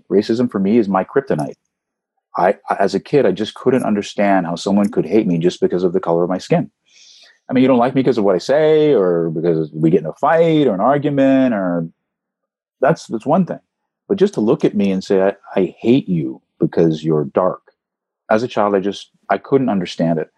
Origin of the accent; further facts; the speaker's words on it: Beverly Hills, California, United States; I grew up in Beverly Hills, California